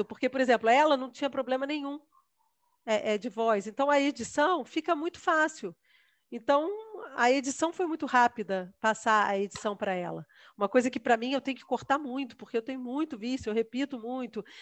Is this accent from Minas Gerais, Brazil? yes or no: no; Rio de Janeiro, Brazil; moved away as an adult; Nunca tinha saído do Rio de Janeiro